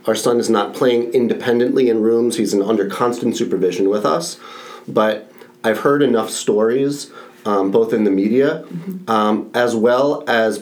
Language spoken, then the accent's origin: English; New York, United States; now in Florida, United States; I'm originally from New York